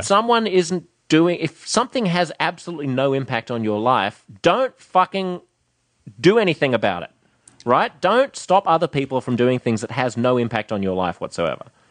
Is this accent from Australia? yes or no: yes; Australia; now in United States; Aussies' ability to be blunt and bullshit-free about things, our ability to talk to each other